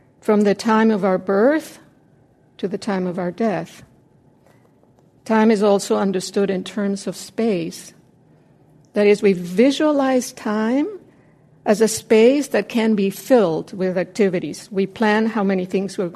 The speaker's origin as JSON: {"language": "English", "region": "Mexico City", "country": "Mexico", "tie": "born or raised there", "moved": "yes", "said": "When I was a kid growing up in Mexico City"}